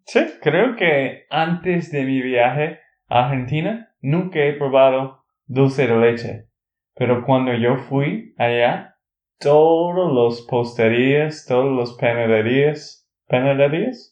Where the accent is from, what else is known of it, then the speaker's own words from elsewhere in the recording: Texas, United States; de Texas, Estados Unidos